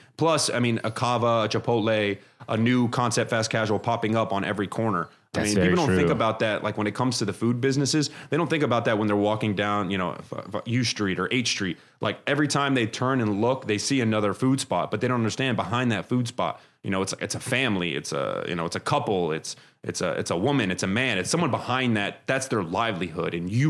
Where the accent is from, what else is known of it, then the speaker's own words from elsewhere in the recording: Brooklyn, New York, United States; moved away; my parents came from Lebanon. They immigrated over to New York. So I'm from Brooklyn originally.